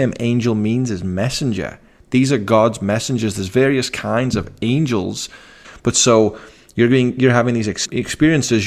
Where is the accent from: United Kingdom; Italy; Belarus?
United Kingdom; Liverpool, North West England; I come from Liverpool, which is a very eclectic city